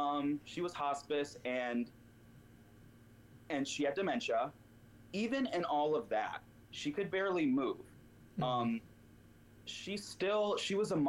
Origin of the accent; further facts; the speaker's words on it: the South, United States; because I grew up in the South and everything's very one way.